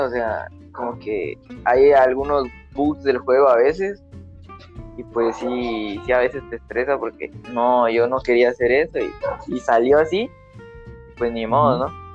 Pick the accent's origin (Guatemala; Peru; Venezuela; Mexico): Guatemala; Petén; soy de Petén